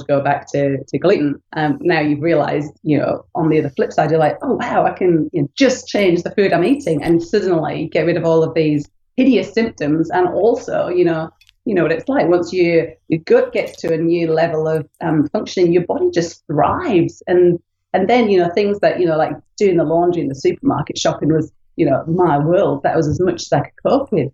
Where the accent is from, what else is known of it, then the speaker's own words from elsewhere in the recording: United Kingdom; moved away; I'm from the UK, you can tell by my funny accent